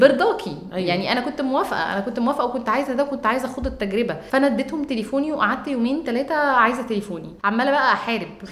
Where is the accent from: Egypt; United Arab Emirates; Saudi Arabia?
Egypt; انا جايه من مصر